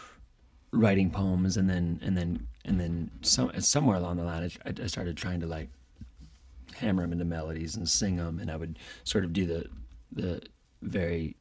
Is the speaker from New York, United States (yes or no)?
no; Toledo, Ohio, United States; moved away; also born or lived in Chicago; I grew up in Toledo, Ohio